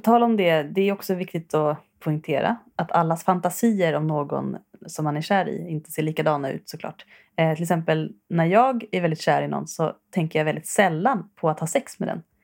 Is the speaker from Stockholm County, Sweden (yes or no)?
yes; Värmdö, Stockholm County, Sweden; jag är från Värmdö